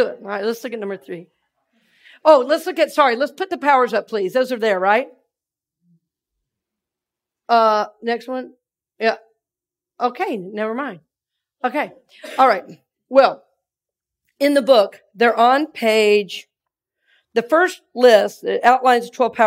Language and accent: English; Red Oak, Georgia, United States; now in Tampa, United States; I'm from Red Oak, Georgia